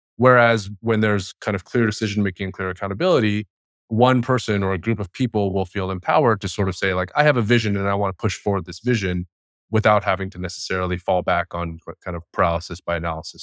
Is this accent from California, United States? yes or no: yes; Bay Area, California, United States; I grew up in the Bay Area